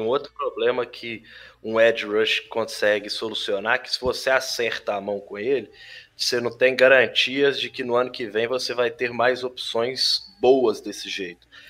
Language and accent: Portuguese; Belo Horizonte, Minas Gerais, Brazil; eu que sou de Belo Horizonte